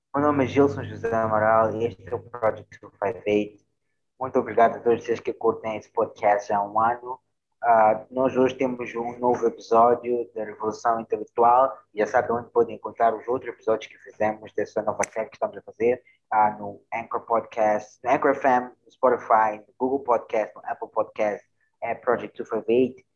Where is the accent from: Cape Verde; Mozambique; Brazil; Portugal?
Mozambique